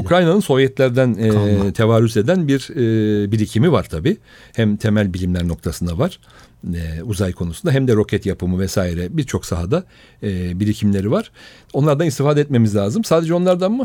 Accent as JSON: {"language": "Turkish", "region": "Istanbul", "country": "Turkey", "tie": "born or raised there", "also_born_or_lived": "Rize / Berlin", "said": "Üsküdar doğumluyum ben. Aslen Rizeliyim."}